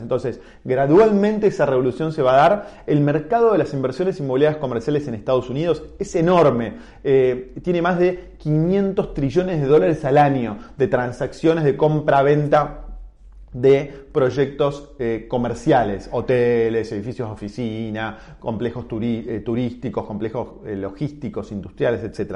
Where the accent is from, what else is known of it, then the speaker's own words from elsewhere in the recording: Argentina; siendo argentino en el, año 1995.